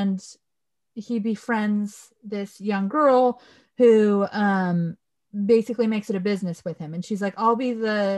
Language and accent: English; Southern California, United States; I grew up in Southern California, where we have a very large Mexican population